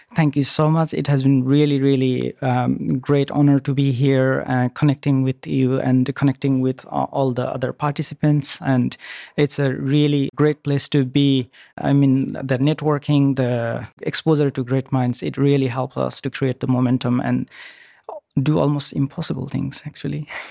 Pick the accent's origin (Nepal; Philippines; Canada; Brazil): Nepal; moved away; also born or lived in New Zealand; I'm originally from Nepal, and then I lived in New Zealand and quite a long journey.